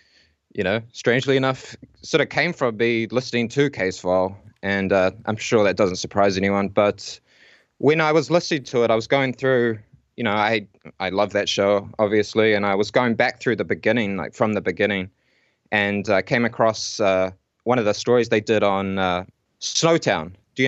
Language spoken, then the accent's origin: English; Whanganui, Manawatū-Whanganui, New Zealand; also born or lived in Auckland; now in Wellington, New Zealand; I'm actually originally from Whanganui. And my wife, she's from Auckland. And when I moved to Auckland to do some, you know, university stuff, we met there. And then we ended up sort of moving down to Wellington.